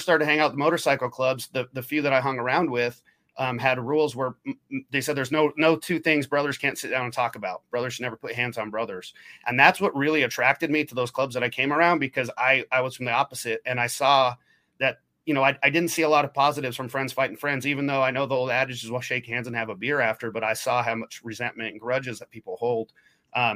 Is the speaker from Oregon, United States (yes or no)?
yes; Oregon, United States; moved away as an adult; also born or lived in Portland, Oregon; now in Midwest, United States; When I grew up in Oregon, I was about an hour south of Portland until I, you know, graduated, moved up to Portland